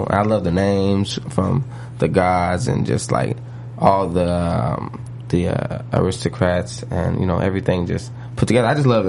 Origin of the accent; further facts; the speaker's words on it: Midwest, United States; because we're from both from the Midwest, you know, it's going to sound totally different when we deliver it.